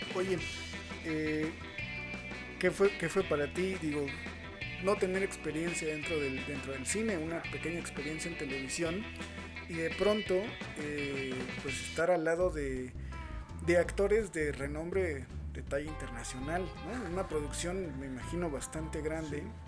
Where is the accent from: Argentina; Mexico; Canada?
Mexico; nuestra idiosincrasia como mexicano